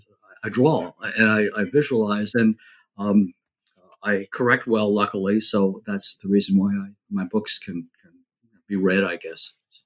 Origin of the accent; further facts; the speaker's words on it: New Jersey, United States; I grew up in New Jersey, suburban kid.